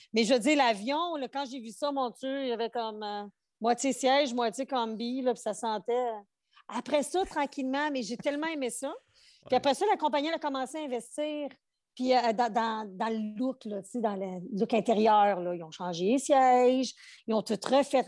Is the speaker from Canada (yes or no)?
yes; Outaouais, Quebec, Canada; moved away as an adult; also born or lived in Montreal / Portugal (ancestry); je suis partie de chez nous, de l'Outaouais. Je suis déménager à Montréal, la grande ville